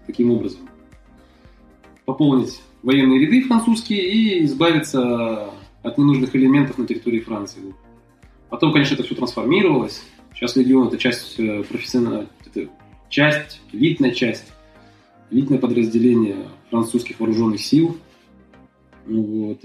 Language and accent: Russian; Kazakhstan; moved away as an adult; я из Казахстана